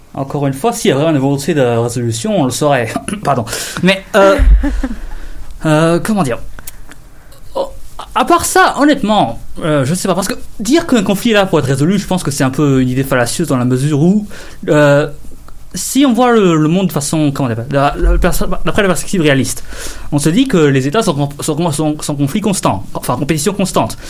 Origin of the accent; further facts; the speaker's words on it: Canada; en tant que Canadien